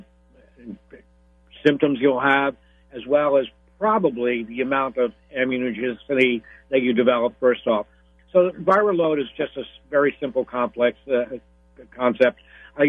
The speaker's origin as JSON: {"language": "English", "region": "New York", "country": "United States", "moved": "yes", "lives_now": "Florida, United States", "said": "I'm originally from New York, although now I'm in Florida"}